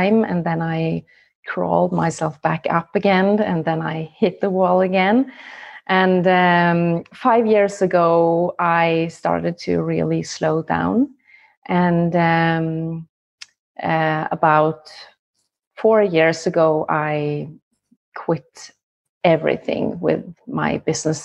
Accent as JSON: {"language": "English", "country": "Norway", "said": "I am from Norway"}